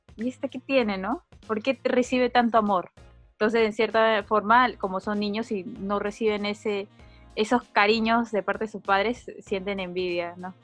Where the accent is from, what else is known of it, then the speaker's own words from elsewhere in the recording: Peru; now in Japan; en mi país, en, en Perú